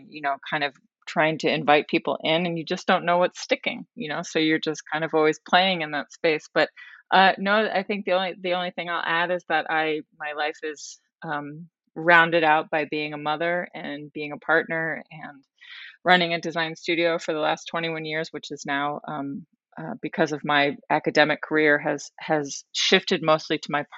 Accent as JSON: {"language": "English", "area": "northern Westchester", "region": "New York", "country": "United States", "tie": "born or raised there", "also_born_or_lived": "Rhode Island", "moved": "as an adult", "said": "I grew up in northern Westchester, New York"}